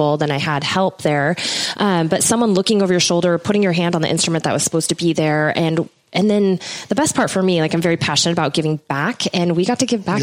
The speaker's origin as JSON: {"language": "English", "area": "right outside of Portland", "region": "Oregon", "country": "United States", "tie": "born or raised there", "said": "I grew up right outside of Portland, Oregon, about 20 minutes north of that."}